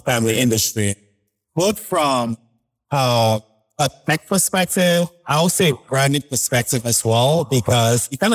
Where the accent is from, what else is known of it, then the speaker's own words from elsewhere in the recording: Baltimore, Maryland, United States; now in Chicago, United States; I grew up in Baltimore